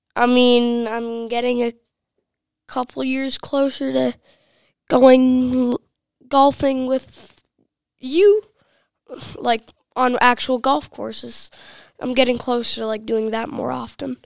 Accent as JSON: {"language": "English", "town": "Rogers", "region": "Minnesota", "country": "United States", "said": "I'm from Rogers, Minnesota, the same household of Jeff Heinrich"}